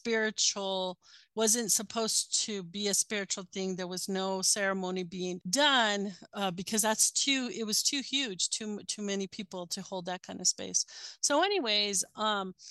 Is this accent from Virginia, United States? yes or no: no; Albuquerque, New Mexico, United States; I'm from Albuquerque